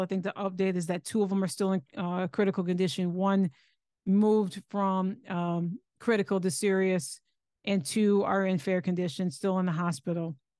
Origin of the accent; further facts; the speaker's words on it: Lansing, Michigan, United States; moved away as an adult; also born or lived in Ohio; now in Texas, United States; I'm originally from Lansing